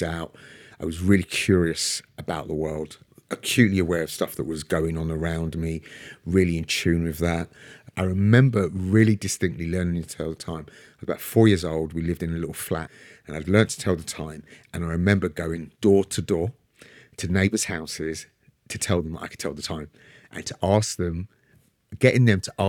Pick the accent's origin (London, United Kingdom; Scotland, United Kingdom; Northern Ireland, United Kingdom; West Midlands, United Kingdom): London, United Kingdom; So I was born and raised in Brixton, near the front line, the centre of the uprisings in 1981